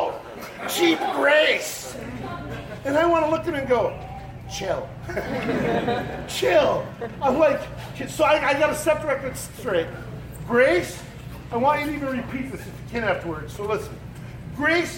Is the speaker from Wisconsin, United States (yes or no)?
yes; Wisconsin, United States; I'm from Wisconsin